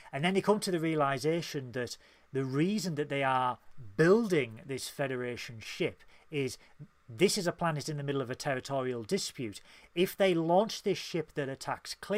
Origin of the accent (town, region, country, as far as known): Tyneside, North East England, United Kingdom; accent: Geordie